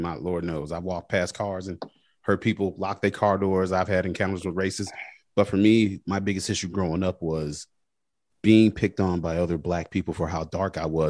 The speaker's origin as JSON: {"language": "English", "region": "Mississippi", "country": "United States", "tie": "born or raised there", "said": "growing up in Mississippi, I never understood all that till I got older"}